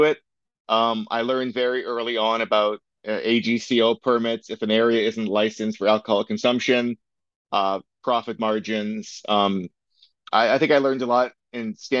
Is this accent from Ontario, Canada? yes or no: yes; Waterdown, Ontario, Canada; also born or lived in Toronto / Hamilton; I was born in Toronto, and then we moved to Waterdown '93. I'm pretty sure it was. So I went to school in Waterdown and then eventually went to high school in Hamilton.